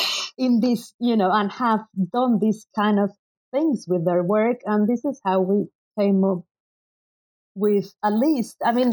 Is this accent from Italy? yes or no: no; Mexico; moved away as an adult; because I basically studied, although I grew up in Mexico, I'd done my undergraduate and graduate studies abroad.